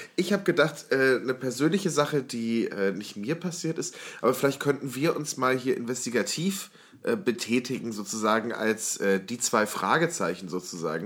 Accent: Warburg, North Rhine-Westphalia, Germany; moved away; aus meiner Heimatstadt, beziehungsweise Semi-Heimatstadt, ich bin dort aufs Gymnasium gegangen in der Stadt Warburg

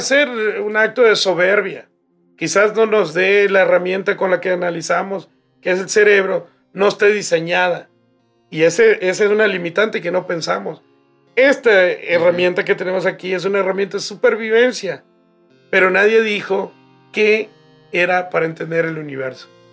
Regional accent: Baja California, Mexico; moved away; Nosotros nos quedamos en Baja California

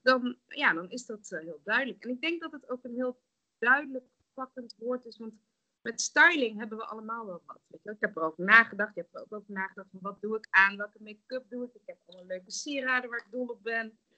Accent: Nijmegen, Gelderland, Netherlands; moved away as an adult; also born or lived in The Hague / Rotterdam / Germany / Singapore; Ik ben dus opgegroeid in Nijmegen en omgeving

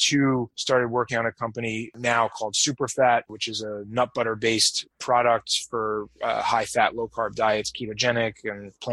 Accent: New York, United States; also born or lived in Boston, Massachusetts, United States; now in Las Vegas, United States; I grew up in New York and lived in Boston for 10 years

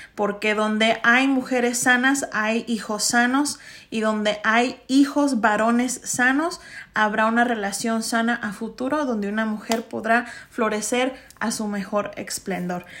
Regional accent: Chicago, Illinois, United States; yo soy una primera generación mexicoamericana, primera generación latina, chicana

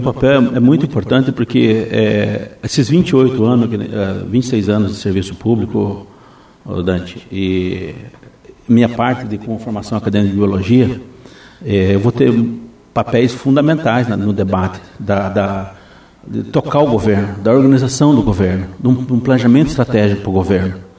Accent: Foz do Iguaçu, Paraná, Brazil; eu nasci em Foz do Iguaçu

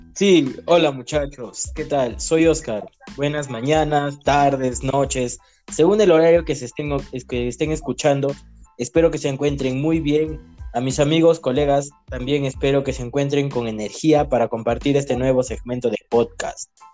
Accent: Cajamarca, Peru; Todos somos de Cajamarca

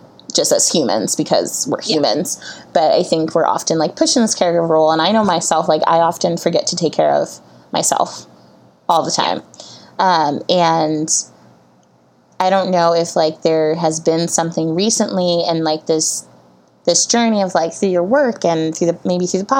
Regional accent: Connecticut, United States; I grew up in Connecticut

